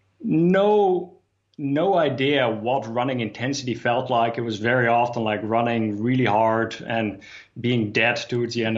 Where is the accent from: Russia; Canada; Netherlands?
Netherlands; Amsterdam, North Holland; I grew up in Amsterdam